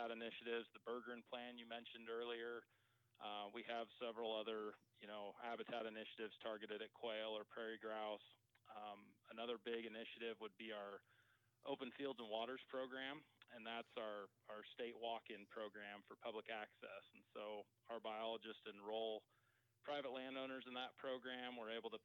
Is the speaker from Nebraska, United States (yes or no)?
yes; Lexington, Nebraska, United States; I grew up in Lexington, so didn't make it too far from home